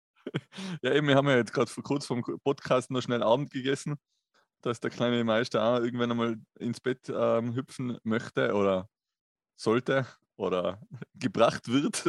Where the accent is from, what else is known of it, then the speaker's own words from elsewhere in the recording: Tyrol, Austria; bei uns in Tirol